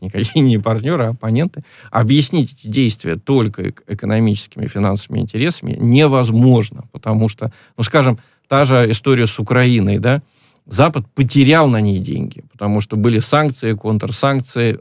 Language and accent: Russian; Stavropol Krai, Russia; акцент, скажем, у нас на Ставрополье или Э, на Северном Кавказе намного сильнее